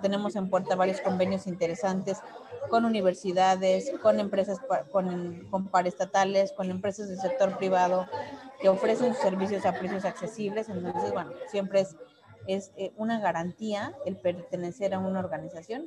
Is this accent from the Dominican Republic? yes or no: no; Mexico; primero como mujer, como mexicana, como ciudadana